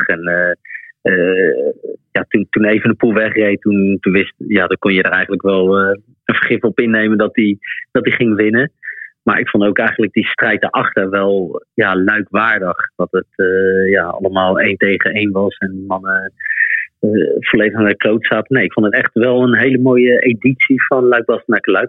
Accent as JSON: {"language": "Dutch", "town": "The Hague", "region": "South Holland", "country": "Netherlands", "tie": "born or raised there", "moved": "as an adult", "lives_now": "Belgium", "said": "daar ben ik vlakbij eh, ook opgegroeid"}